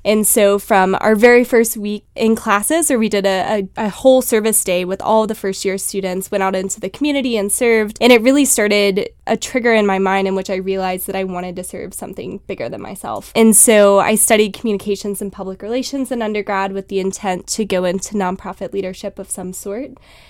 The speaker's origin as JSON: {"language": "English", "town": "Huntsville", "region": "Alabama", "country": "United States", "tie": "born or raised there", "said": "So yeah, I grew up in Huntsville, Alabama, born and raised, went to school just outside of Atlanta, Georgia"}